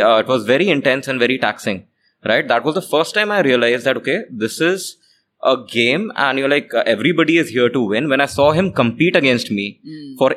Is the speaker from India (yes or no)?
yes; Chandigarh, India; also born or lived in Jalpaiguri, West Bengal; I was born in West Bengal. So I was born in Jalpaiguri, West Bengal. But my family moved from West Bengal quite early, like when I was 6 months old. So I was, I've been brought up in Chandigarh.